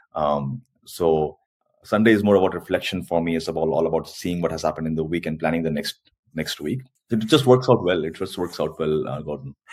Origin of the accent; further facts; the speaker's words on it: India; first language Hindi; English is a second language; moved away as an adult; also born or lived in Korea; now in South Korea; in India also we have a lot of dialects